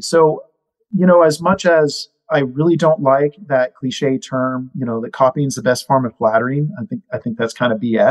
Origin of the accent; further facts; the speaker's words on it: Northern California, United States; I grew up in NorCal